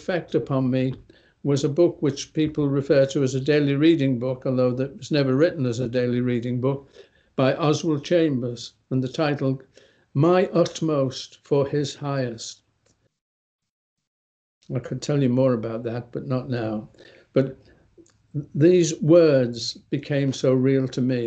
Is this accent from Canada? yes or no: no; England, United Kingdom; I'm from England.